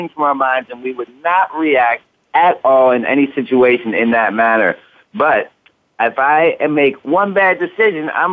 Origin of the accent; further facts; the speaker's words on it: Massachusetts, United States; my home state